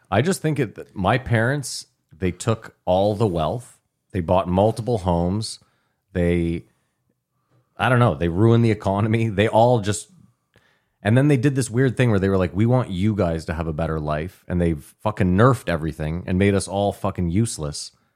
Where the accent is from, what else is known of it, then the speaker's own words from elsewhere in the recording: Ottawa, Ontario, Canada; as white people growing up in Ottawa